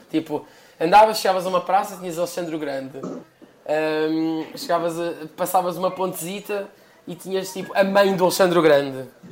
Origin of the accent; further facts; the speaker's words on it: Portugal; now in London, United Kingdom; nós eh, ambos saímos de Portugal, eu fui para, para, para Londres